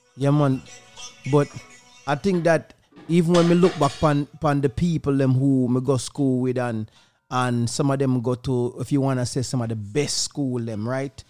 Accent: Jamaica; Growing up in Jamaica

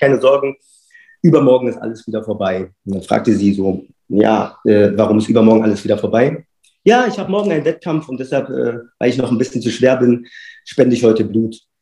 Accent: Berlin, Germany; now in Freiburg, Germany; gebürtiger Berliner und aktuell lebe und wohne ich in Freiburg

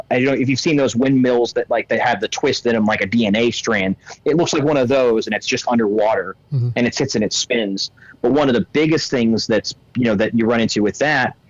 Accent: Illinois, United States; I grew up in Illinois. That's actually where I'm at right now

